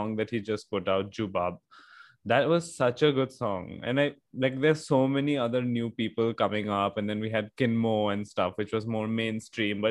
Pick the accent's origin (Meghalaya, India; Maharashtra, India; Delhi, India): Meghalaya, India; Shillong; I grew up in Shillong